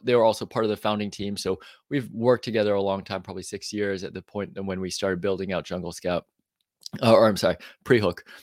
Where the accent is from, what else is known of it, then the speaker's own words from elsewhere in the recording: New York, United States; moved away as an adult; now in Austin, United States; I grew up in the East Coast in New York